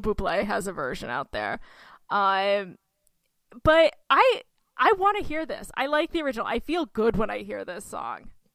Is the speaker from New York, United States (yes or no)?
yes; Oneonta, New York, United States; my hometown of Oneonta, New York